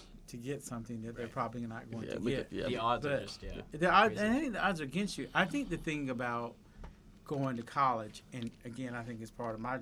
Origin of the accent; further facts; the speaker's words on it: Albany, Georgia, United States; I was born in Albany, Georgia